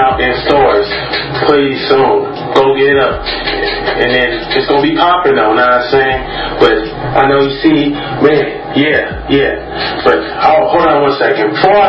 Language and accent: English; Northside, Twin Cities, Minnesota, United States; I'm from Northside Down, 20 City, Minnesota. That's where I'm from